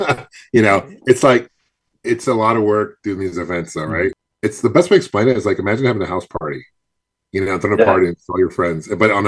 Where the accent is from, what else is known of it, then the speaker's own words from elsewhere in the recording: Seattle, Washington, United States; moved away as an adult; now in Phoenix, United States; I grew up in Seattle originally, but I've been in Phoenix for probably 20 years now.